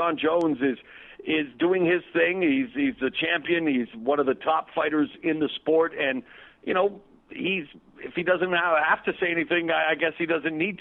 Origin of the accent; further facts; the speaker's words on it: Canada; moved away as an adult; also born or lived in Toronto; now in Los Angeles, United States; my home country, Canada